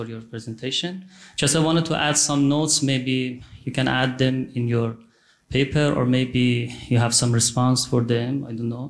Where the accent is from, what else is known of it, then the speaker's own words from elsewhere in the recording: Iran; I'm from Iran